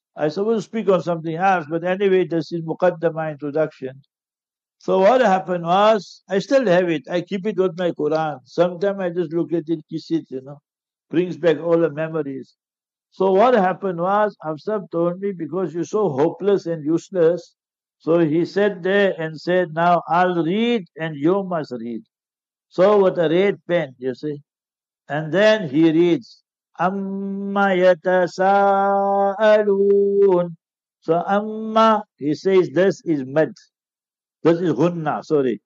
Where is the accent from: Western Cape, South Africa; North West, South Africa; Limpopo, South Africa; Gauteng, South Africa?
Gauteng, South Africa; Heidelberg; I'm from Heidelberg.